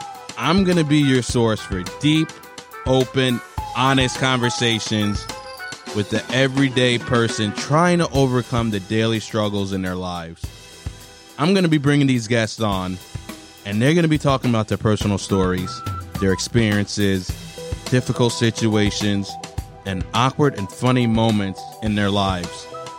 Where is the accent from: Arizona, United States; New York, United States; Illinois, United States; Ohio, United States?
New York, United States; now in California, United States; I grew up in New York, so a lot of funny things happened there. I moved to California.